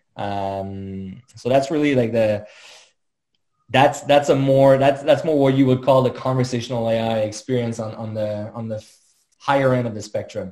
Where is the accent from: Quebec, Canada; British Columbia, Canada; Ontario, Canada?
Quebec, Canada; Montreal; born and raised in Montreal, as, as you realize with the French name, uh, French-Canadian, proud French-Canadian